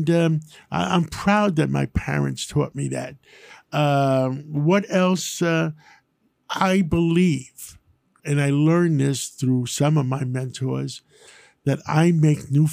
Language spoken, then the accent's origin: English; New York, United States; growing up in New York, and having the ability to live in Harlem